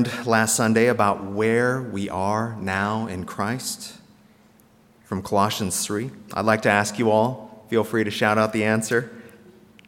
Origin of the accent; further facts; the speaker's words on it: South Korea; moved away; if I was born in North Korea instead of South Korea